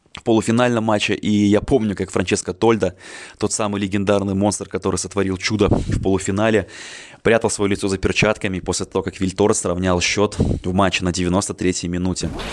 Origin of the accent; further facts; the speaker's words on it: Minsk, Belarus; мне 27 лет, я из Минска